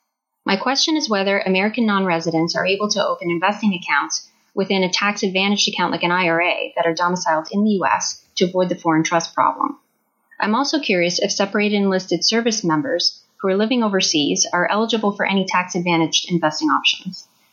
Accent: Canada; calling you on the shortwave from Canada.

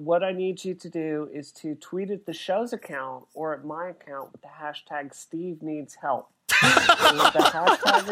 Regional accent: Mississippi, United States; growing up in Mississippi

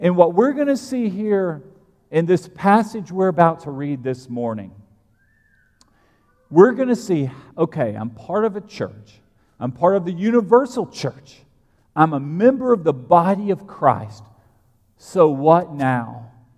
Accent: United States; I'm American

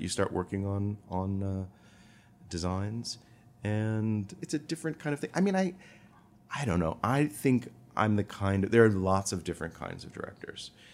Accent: Rockford, Illinois, United States; moved away; I was born in Rockford, Illinois

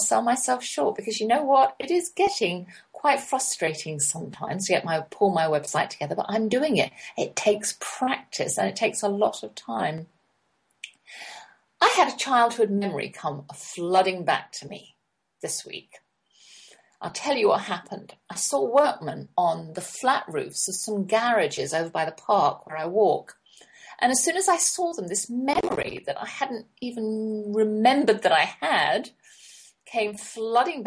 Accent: London, United Kingdom; we never went to other people's houses while we were growing up in London

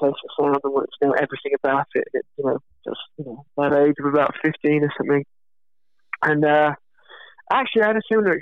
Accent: United Kingdom; being British

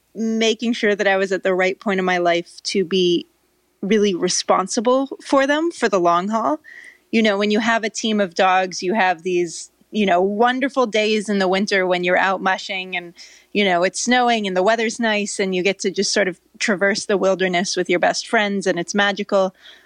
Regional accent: California, United States; also born or lived in Norway; I grew up in California, so it's kind of a mystery. It doesn't really make sense. But I lived in Norway as a kid

